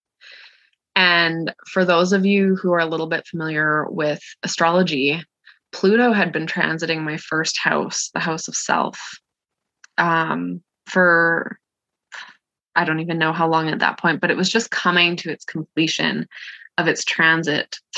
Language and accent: English; Canada; I'm from Canada